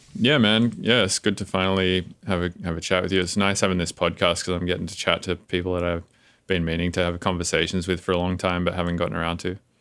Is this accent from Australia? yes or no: yes; Australia; now in United States